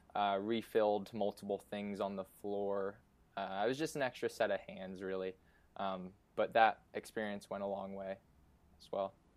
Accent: Easton, Pennsylvania, United States; also born or lived in Syracuse; now in Philadelphia, United States; I grew up in Easton, Pennsylvania, which is about an hour and 15 minutes north

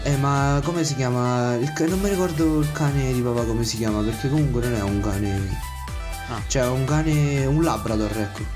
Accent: Avezzano, Abruzzo, Italy; vengo da Avezzano

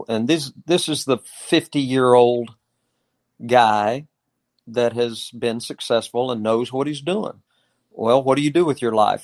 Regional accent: Oklahoma, United States; I grew up in Oklahoma

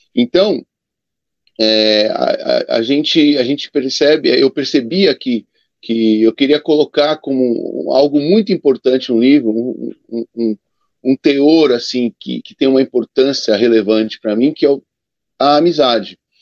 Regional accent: São Paulo, Brazil; como eu fui criado na Portuguesa de Esportes, porque meu pai jogou na Portuguesa de Esportes, eu morava na Zona Norte, muito perto da Portuguesa

